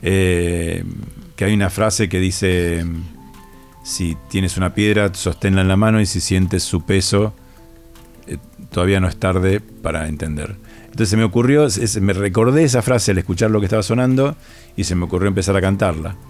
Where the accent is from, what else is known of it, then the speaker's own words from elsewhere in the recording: Rosario, Santa Fe, Argentina; yo vengo de Rosario